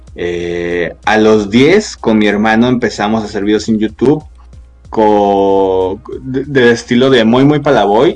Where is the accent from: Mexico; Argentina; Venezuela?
Mexico; Guadalajara, Jalisco; soy de Guadalajara, Jalisco, este, México obviamente